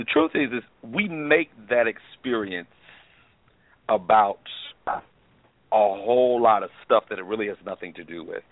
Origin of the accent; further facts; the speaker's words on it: Columbia, South Carolina, United States; now in Indianapolis, United States; I was born in Columbia, South Carolina